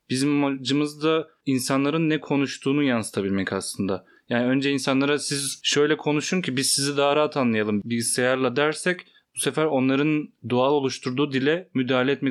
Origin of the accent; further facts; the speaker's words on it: Elazığ Province, Turkey; moved away; Ben mesela Elazığlıyım. Ee, orada çokça ağız kullanılıyor. Ben de hakimim.